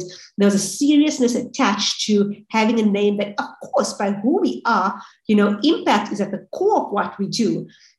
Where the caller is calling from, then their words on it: Johannesburg, Gauteng, South Africa; I am the co-founder at Hub and the founding partner at 535 Ventures. I'm calling in from Johannesburg in South Africa.